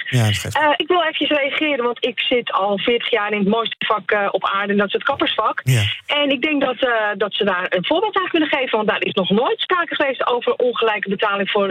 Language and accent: Dutch; Netherlands; als Nederlander